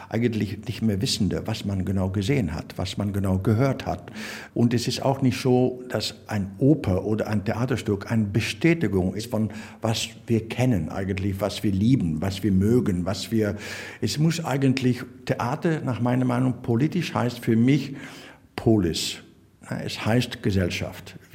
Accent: Belgium; German is a second language; wir sind Belgier sind irgendwo Grenzbewohner. Ne? Wir wohnen auf Grenzen.

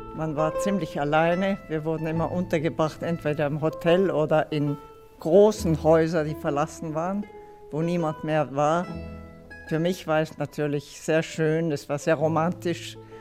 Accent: Italy; born or raised there; first language Italian; German is a second language; moved away; also born or lived in Leutstetten, Bavaria / Luxembourg / Brixen / Florence

